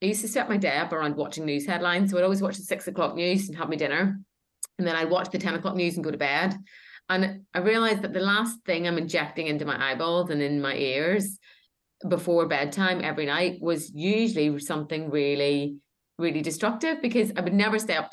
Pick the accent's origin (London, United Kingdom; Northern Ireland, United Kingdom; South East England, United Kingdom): Northern Ireland, United Kingdom; my growing up in Northern Ireland